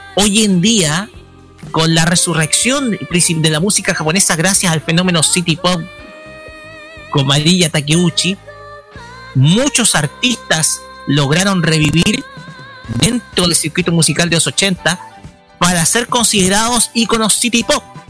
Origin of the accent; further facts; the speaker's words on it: Chile; somos parte de Chile